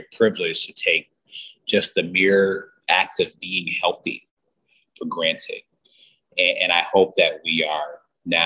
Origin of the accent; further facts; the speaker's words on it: Detroit, Michigan, United States; I'm from Detroit, and but Michigan's a big state